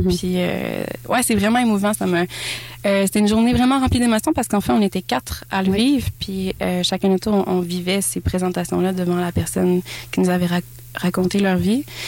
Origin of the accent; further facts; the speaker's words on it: Saint-Raymond, Quebec, Canada; je viens de Saint-Raymond-Port-Neuf, mm-hmm. euh, j'habite sur le bord euh, d'un lac.